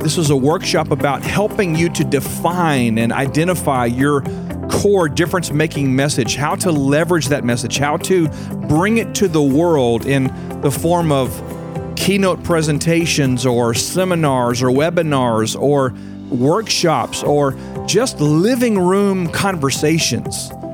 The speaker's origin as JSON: {"language": "English", "country": "United States", "said": "my country, America"}